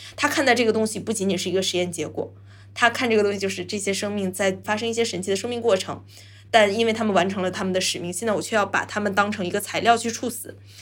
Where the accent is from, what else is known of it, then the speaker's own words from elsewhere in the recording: China; 我们中国人会相对含蓄一些